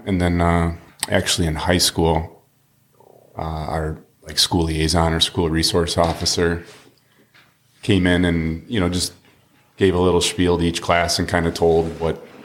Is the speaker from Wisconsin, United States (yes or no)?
yes; Wisconsin Dells, Wisconsin, United States; I grew up in Wisconsin Dells, which is an hour away